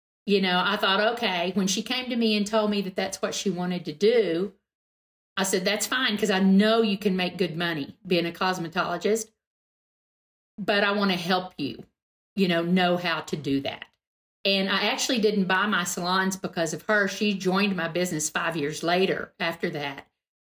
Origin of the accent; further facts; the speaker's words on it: Texas, United States; I'm from Texas